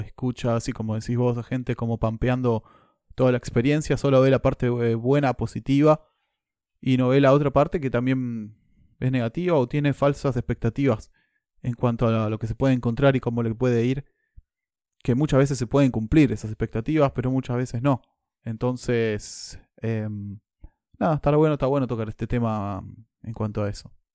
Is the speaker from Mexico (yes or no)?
no; Argentina; moved away as an adult; now in New Zealand; yo vengo de Argentina